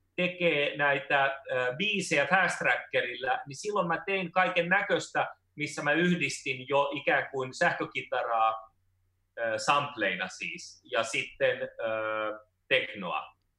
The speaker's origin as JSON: {"language": "Finnish", "country": "Finland", "tie": "born or raised there", "said": "mä oon syntynyt Suomessa"}